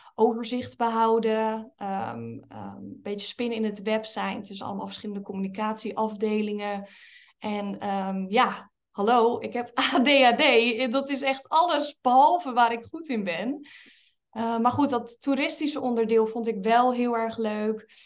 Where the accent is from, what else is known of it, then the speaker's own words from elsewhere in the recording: Linschoten, Utrecht, Netherlands; ik ben opgegroeid in een klein dorpje met um, plus minus 5000 inwoners in Linschoten